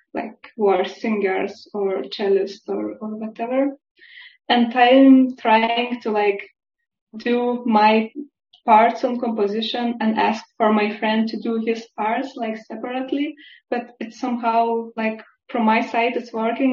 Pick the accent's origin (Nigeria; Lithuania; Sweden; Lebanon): Lithuania; now in Basel, Switzerland; I'm originally from Lithuania